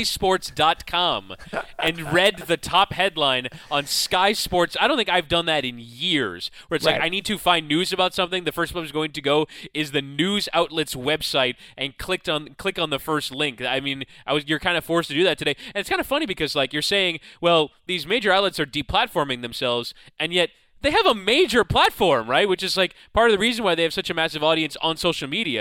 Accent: United States; we as American fans

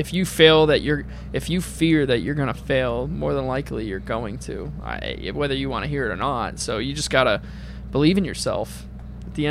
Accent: New England, United States; I'm from New England

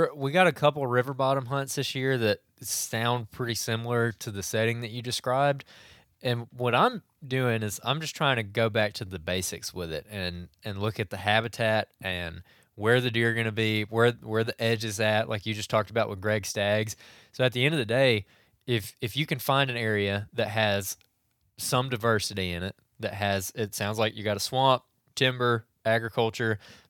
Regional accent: Alabama, United States; I'm from Central West Alabama, and I plan on heading up to Illinois in November and have a few questions.

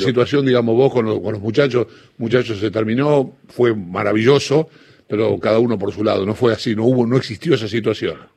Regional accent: Don Bosco, Buenos Aires Province, Argentina; yo vivía en Don Bosco, provincia de Buenos Aires

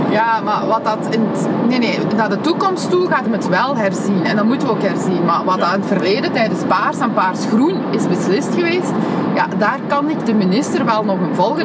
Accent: Genk, Flanders, Belgium; also born or lived in Antwerp; ik ben opgegroeid in Genk

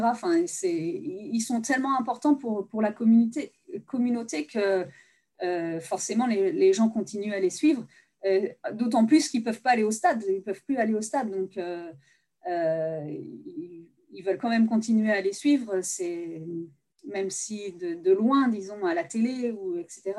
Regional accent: Nantes, Pays de la Loire, France; also born or lived in United States; je viens de Nantes

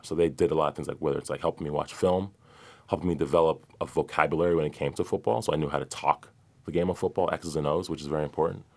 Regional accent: Brockton, Massachusetts, United States; moved away as an adult; Grew up in Brockton, Massachusetts, which is a very blue collar, you know, city

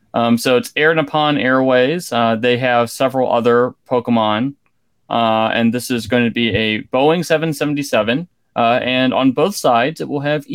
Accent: Columbus, Ohio, United States; born or raised there

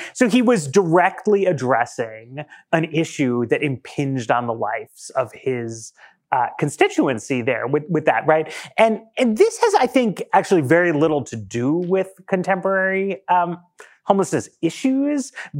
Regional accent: New York, United States; I grew up in New York in the 80s, and I always feel like I understand where Trump is coming from

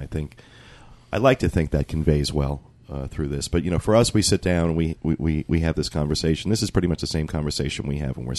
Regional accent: United States; being from the United States and being painfully American.

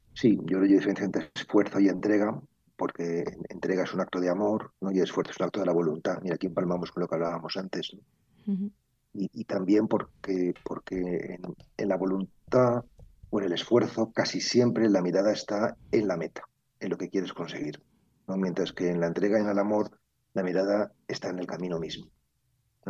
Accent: Madrid, Community of Madrid, Spain; mi infancia viví en el Parque del Oeste, eh, vivía en la calle Rosales, nada menos, que es una calle de Madrid muy privilegiada

